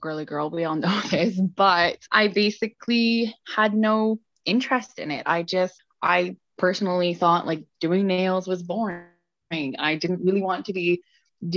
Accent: England, United Kingdom; moved away; I grew up in England and then I came over

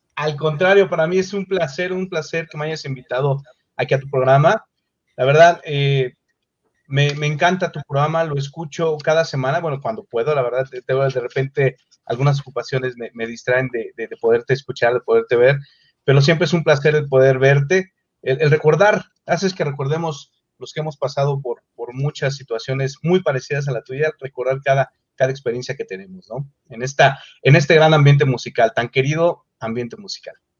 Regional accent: Mexico City, Mexico; Yo nací en la Ciudad de México, exactamente

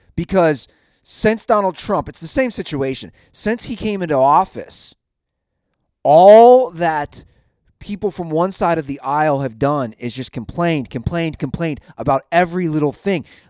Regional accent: Cincinnati, Ohio, United States; I'm a guy from Cincinnati, Ohio

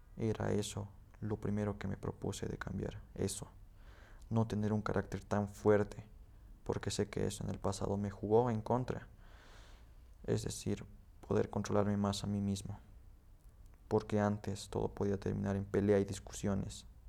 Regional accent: Potosí, Bolivia; also born or lived in Betanzos; nací en Potosí. Toda mi familia vive en un pueblo que se llama Betanzos

